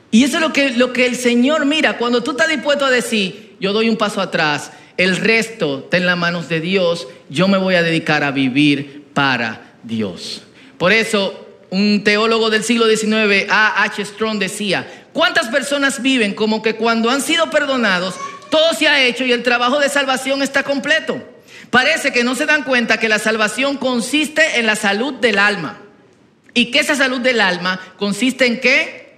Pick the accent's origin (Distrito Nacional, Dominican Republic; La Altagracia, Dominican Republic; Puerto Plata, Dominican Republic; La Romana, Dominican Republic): Distrito Nacional, Dominican Republic; Herrera; Bueno, yo crecí en Herrera, en los cumpleaños del barrio, eh, en los tiempos de mi abuela, los bailadores, eh, de niño yo estaba ahí.